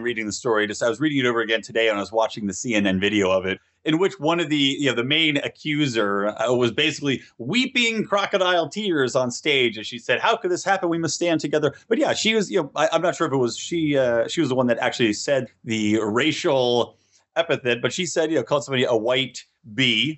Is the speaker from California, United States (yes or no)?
yes; California, United States; in my home state of California